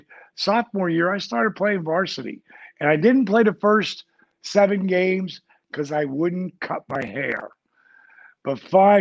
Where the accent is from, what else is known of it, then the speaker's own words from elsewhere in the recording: New Jersey, United States; I grew up in Jersey.